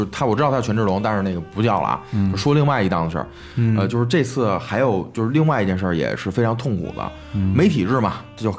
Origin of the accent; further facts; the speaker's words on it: Beijing, China; 在从小在这儿长大嘛，就是也从内心也更希望北京会有更有秩序。